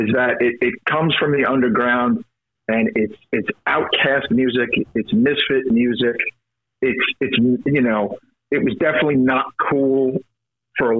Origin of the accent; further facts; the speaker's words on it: New York City, New York, United States; I'm from Brooklyn.